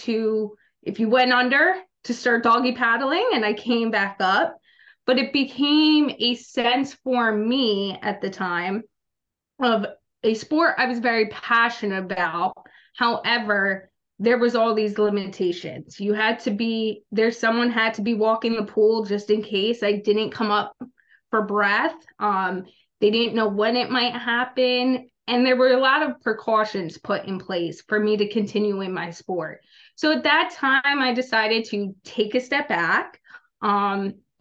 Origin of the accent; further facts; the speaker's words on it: New Jersey, United States; also born or lived in Little Rock, Arkansas; I'm from Little Rock, Arkansas, but I grew up in South Jersey